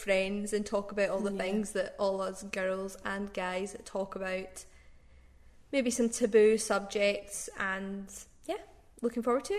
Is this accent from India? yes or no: no; Glasgow, Scotland, United Kingdom; also born or lived in Aberdeen; We're both from the Glasgow area.